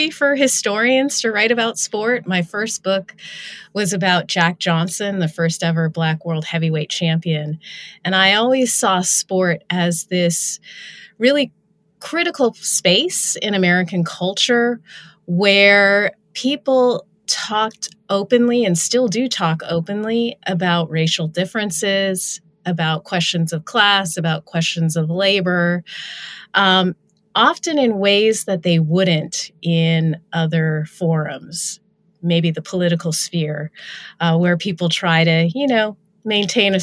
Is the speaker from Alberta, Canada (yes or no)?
no; Ontario, Canada; moved away as an adult; also born or lived in Buffalo, New York; I was from Ontario.